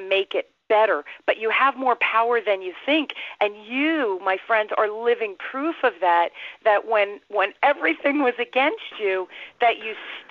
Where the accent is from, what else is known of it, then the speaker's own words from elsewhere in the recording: Newark, New Jersey, United States; I grew up in North Jersey in Newark in the city